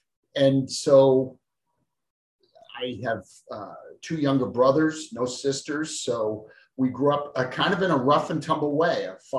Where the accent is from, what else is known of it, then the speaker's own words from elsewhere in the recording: Boston, Massachusetts, United States; born there; So I was born in South Boston, Massachusetts, and I now live in West Virginia.